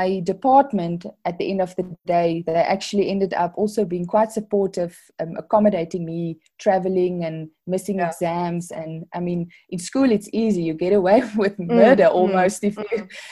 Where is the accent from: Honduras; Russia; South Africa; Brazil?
South Africa; Worcester, Western Cape; moved away as an adult; now in Pretoria, South Africa; I grew up in Worcester. It's there in the Boerland. So I'm matriculated there